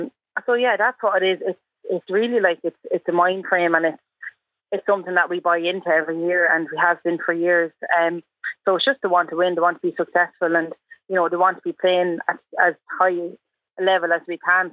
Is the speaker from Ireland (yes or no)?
yes; Myshall, Leinster, Ireland; growing up in Myshall Camogie